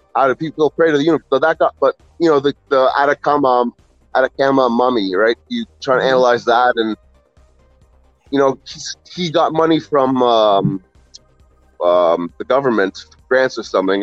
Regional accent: Ontario, Canada; I'm from Ontario, Canada. Um, a little suburb close to Toronto

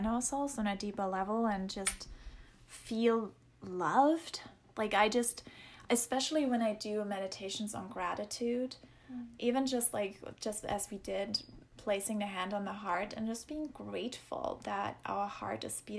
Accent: Germany; moved away; That's where I grew up in Germany

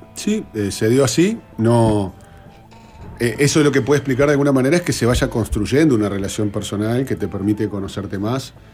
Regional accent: Uruguay

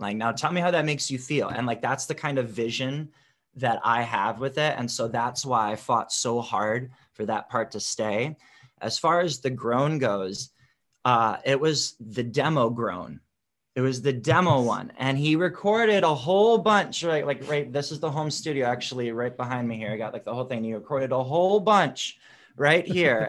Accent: Wisconsin, United States; moved away as an adult; also born or lived in Chicago, Illinois; now in Los Angeles, United States; grew up in wisconsin

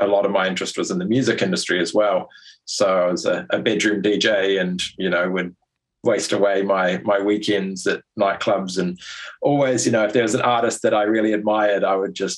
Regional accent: New Zealand; moved away as an adult; also born or lived in London; I was born and raised in New Zealand.

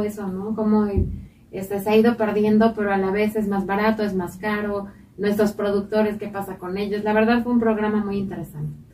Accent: Mexico

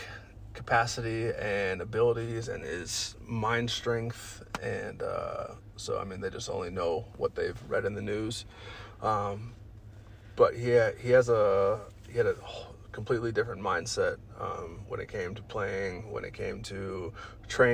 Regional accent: Colorado Springs, Colorado, United States; also born or lived in Los Angeles, California / Alamosa, Colorado / Pueblo, Colorado; I was moved by my mother out here to Colorado Springs and have been here since then

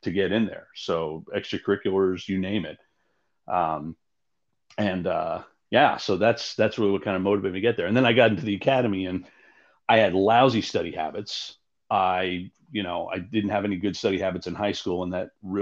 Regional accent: Yonkers, New York, United States; moved away as an adult; also born or lived in Omaha; I was born and raised in Yonkers, which is just north of the city

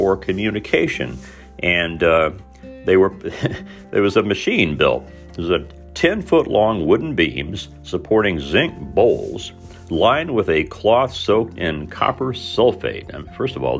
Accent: Southern Indiana, United States; moved away; a lot of us folks growing up in Southern Indiana at the time I was there

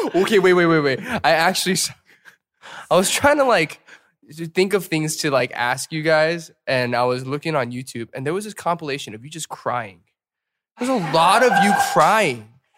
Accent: Atlanta, Georgia, United States; from Atlanta

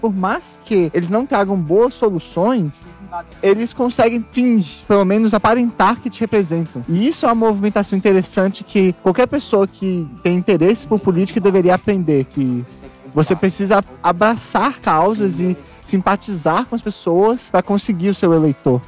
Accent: Brasília, Federal District, Brazil; moved away as an adult; now in São Paulo, Brazil; a minha cidade natal

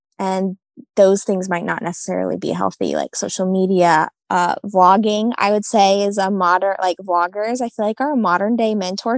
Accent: New England, United States; also born or lived in Bible Belt; New England is a very spiritually oppressed area. And I discovered that after living in the Bible Belt for the past 5 years

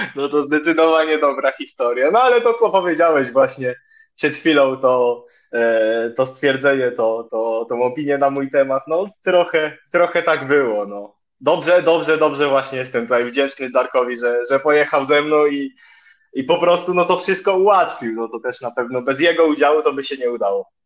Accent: Ostróda, Warmian-Masurian Voivodeship, Poland; also born or lived in Olsztyn; jestem z Ostrudy

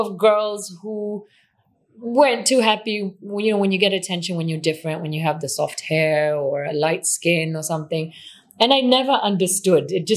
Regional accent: Mombasa, Mombasa County, Kenya; accent: Kenyan; English is a second language; moved away as an adult; also born or lived in Switzerland; I grew up in a small community, Mombasa is now a city, but at the time it was really tiny.

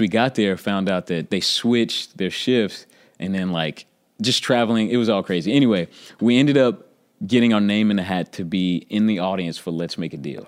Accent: Oklahoma City, Oklahoma, United States; I'm from Oklahoma City

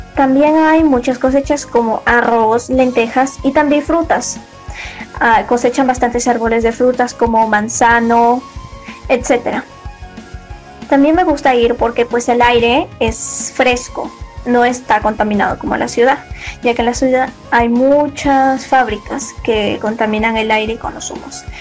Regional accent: Sullana, Piura, Peru; desde Villa Huangala, Sullana, Piura. Y les quiero comentar que mi pueblo se encuentra ubicado en el Alto Chira.

